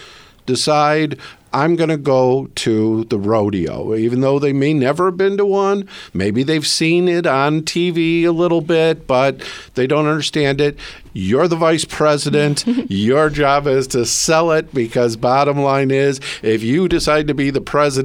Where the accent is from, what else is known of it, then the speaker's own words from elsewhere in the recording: Brighton, Michigan, United States; I'm from Brighton